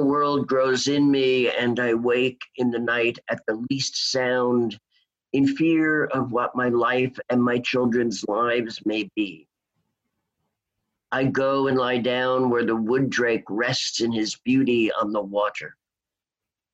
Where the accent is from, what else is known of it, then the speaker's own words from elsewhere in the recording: New York City, New York, United States; also born or lived in Seattle; my hometown, New York City